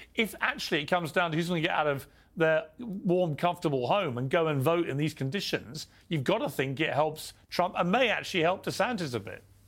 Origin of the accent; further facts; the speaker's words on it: United Kingdom; as a Brit from across the pond